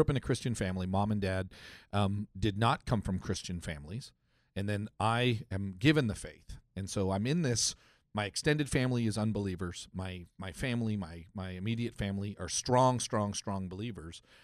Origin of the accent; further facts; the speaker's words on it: Canada; I grew up in Canada